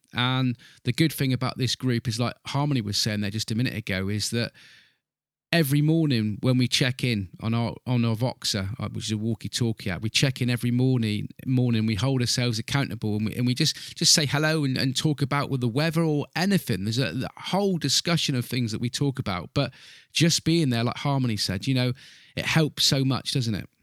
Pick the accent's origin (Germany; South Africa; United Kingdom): United Kingdom; Southwest UK, South West England; I'm an English gentleman here in, in Southwest U K.